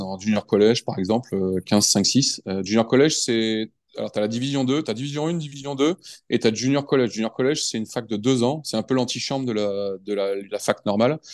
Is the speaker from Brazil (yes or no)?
no; France; also born or lived in United States; je suis français